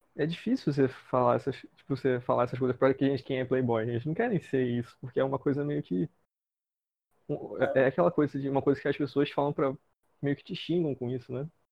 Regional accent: Rio de Janeiro, Brazil; eu venho de Bangu

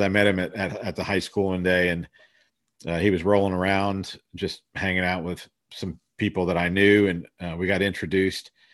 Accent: Columbus, Ohio, United States; also born or lived in Sri Lanka / Florida; I was born in Sri Lanka and, uh, but was raised in Ohio. My dad went to a high state, and so our family settled there, and so I grew up in, in Columbus, Ohio.

